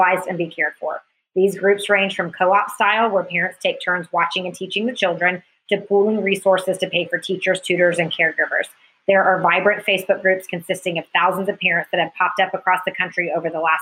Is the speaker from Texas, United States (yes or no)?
no; Alpharetta, Georgia, United States; where I was raised in Alpharetta